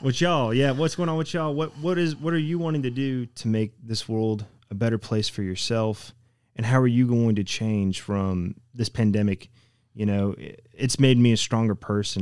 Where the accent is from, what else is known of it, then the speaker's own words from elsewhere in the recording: Knoxville, Tennessee, United States; moved away as an adult; now in Oshkosh, United States; being from East Tennessee and uh, I was born and raised in Knoxville, so y'all could probably tell my accent pretty quickly